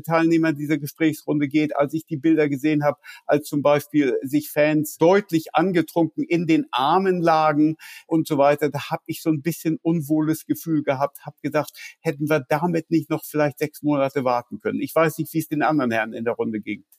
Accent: Germany; now in London, United Kingdom; ich bin mittlerweile, naja, ich würde sagen, mehr Brite als Deutsche. 36 äh, Jahre in Großbritannien, britischer Staatsbürger

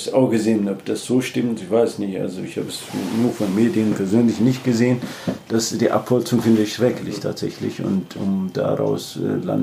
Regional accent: Ethiopia; German is a second language; moved away as an adult; now in Germany; ich komme äh, ursprünglich aus Äthiopien, ich habe in Leipzig studiert und bin dann bis zu Professor jetzt nochmal geschafft.

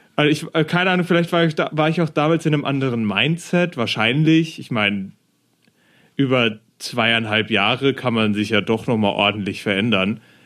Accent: Germany; ich als Deutscher, der nie ein ja. Jahr in England verbracht hat

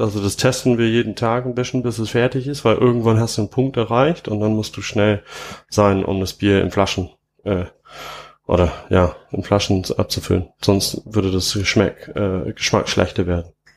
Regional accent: England, United Kingdom; German is a second language; moved away as an adult; now in Trier, Germany; wo ich herkomme, also, also wo ich in England aufgewachsen bin, ähm, da sind viele Hopfengärten

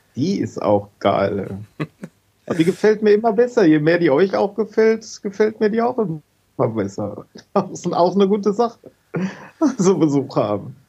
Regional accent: Hagen, North Rhine-Westphalia, Germany; moved away as an adult; also born or lived in Letmathe / Hohenlimburg; now in Witten, Germany; ich bin geboren in Letmate, habe äh, Jahrzehnte in Hagen gewohnt und bin jetzt nach Witten gezogen

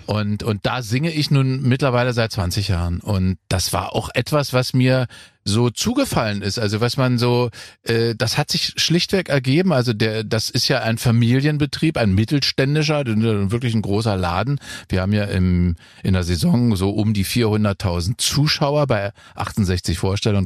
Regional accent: Germany; ich komme aus der DDR.

